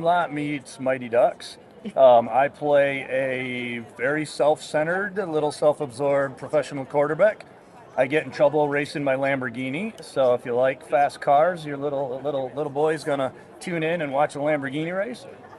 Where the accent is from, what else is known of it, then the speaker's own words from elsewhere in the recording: Holland, Michigan, United States; now in Atlanta, United States; I'm originally from Michigan.